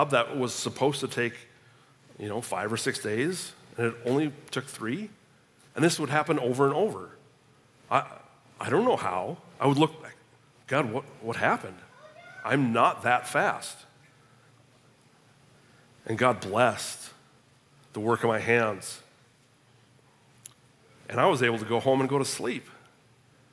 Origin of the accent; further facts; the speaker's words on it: Minnesota, United States; moved away as an adult; also born or lived in Tulsa, Oklahoma; I'm a Minnesotan